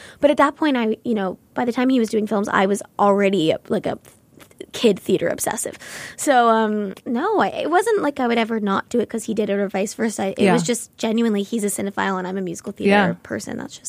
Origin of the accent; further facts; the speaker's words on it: Los Angeles, California, United States; I grew up in Los Angeles